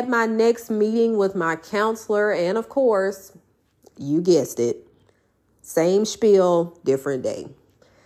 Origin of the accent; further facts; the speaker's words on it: Houston, Mississippi, United States; my hometown of Houston, Mississippi